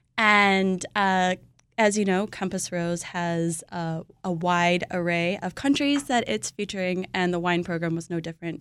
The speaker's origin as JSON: {"language": "English", "region": "California", "country": "United States", "said": "I'm from California"}